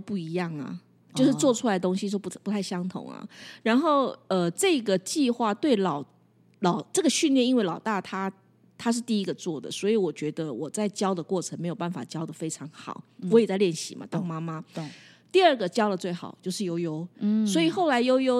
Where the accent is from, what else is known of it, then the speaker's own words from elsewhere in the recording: Taiwan; 只有我们台湾人。